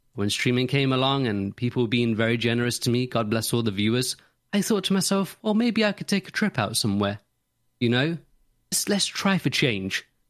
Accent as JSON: {"language": "English", "town": "Nottingham", "region": "East Midlands", "country": "United Kingdom", "said": "I'm from Nottingham"}